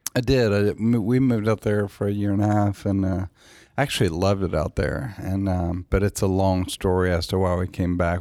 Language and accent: English; Nashville, Tennessee, United States; moved away as an adult; also born or lived in Los Angeles; my hometown